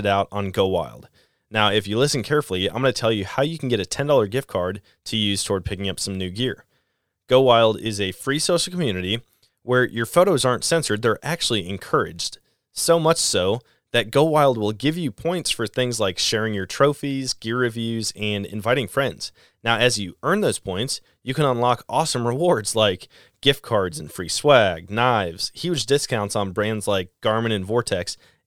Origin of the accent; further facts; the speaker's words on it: Wisconsin, United States; my home state of Wisconsin